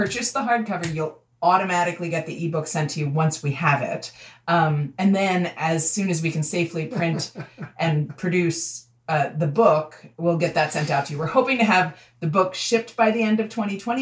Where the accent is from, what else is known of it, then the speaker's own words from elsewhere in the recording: New York City, New York, United States; I grew up in New York City